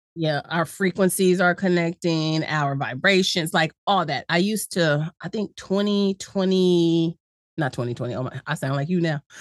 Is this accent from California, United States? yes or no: yes; San Diego, California, United States; I'm from Cali, I'm from San Diego